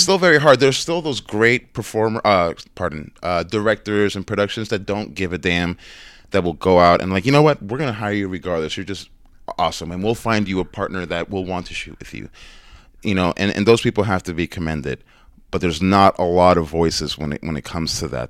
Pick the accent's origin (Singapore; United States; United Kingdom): United States; New York City, New York; growing up in New York, in the Bronx